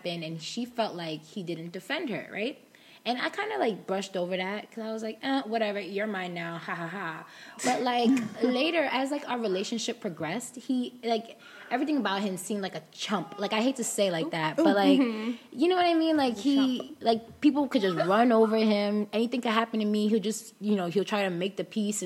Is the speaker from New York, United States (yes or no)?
yes; New York, United States; I'm from New York